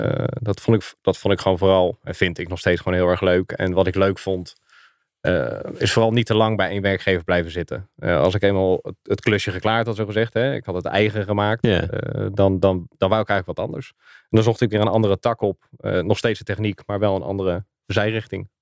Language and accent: Dutch; Schoonhoven, South Holland, Netherlands; moved away as an adult; also born or lived in Gouda / Zoetermeer / The Hague / Doorn; now in Zeist, Netherlands; Eh, ik ben geboren in Gouda. Eh, opgegroeid in Schoonhoven. Goud en Zilverstad. Ehm, daar heb ik tot mijn achttiende gewoond